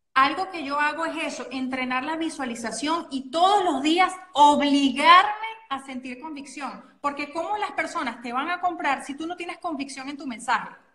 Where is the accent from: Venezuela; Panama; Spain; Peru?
Venezuela; soy venezolana, que tengo acento